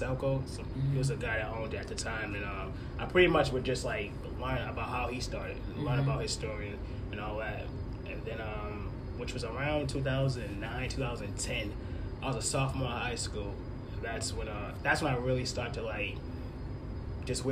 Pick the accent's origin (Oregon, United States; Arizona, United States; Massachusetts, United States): Massachusetts, United States; Boston; I'm from Boston